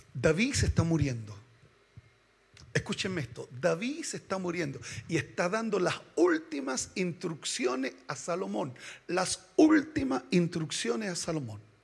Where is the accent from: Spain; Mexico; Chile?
Chile; Somos chilenos